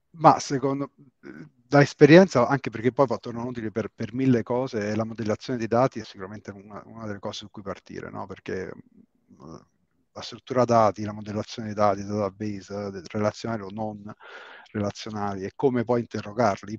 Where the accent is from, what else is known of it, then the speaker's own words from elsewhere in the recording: Rome, Lazio, Italy; io sono di Roma